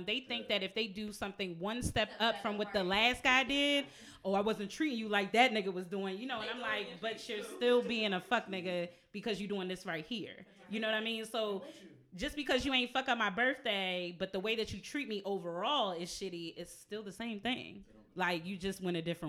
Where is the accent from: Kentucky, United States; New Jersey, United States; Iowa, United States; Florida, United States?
New Jersey, United States; now in Baltimore, United States; I'm from Jersey.